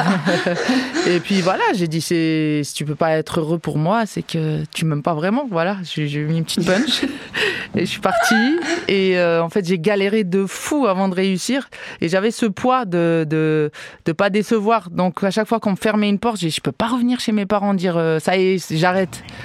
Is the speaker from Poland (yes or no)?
no; Algiers, Algiers Province, Algeria; also born or lived in Canada; now in France; dans mon quartier, euh, là où j'ai grandi, à Babzouar, à Alger